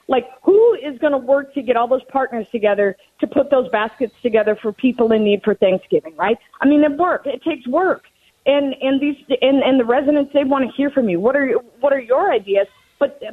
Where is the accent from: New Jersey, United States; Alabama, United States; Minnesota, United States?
Minnesota, United States; Cottage Grove; also born or lived in Newport, Minnesota; 43 years old, born and baptized in Newport, a year old. My parents moved to Cottage Grove. They're still in that house, graduated from Park. I mean, so it's my hometown